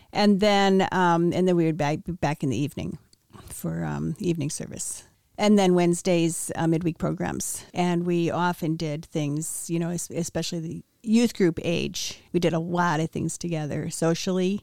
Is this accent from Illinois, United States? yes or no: yes; Wheaton, Illinois, United States; I was born in Wheaton, Illinois. I was born in nineteen fifty-five. I was the ninth of ten children.